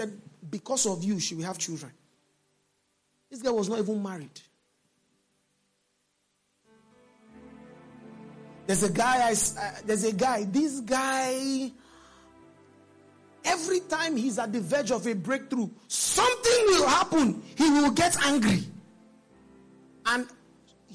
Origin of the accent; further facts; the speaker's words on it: Nigeria; I'm Nigerian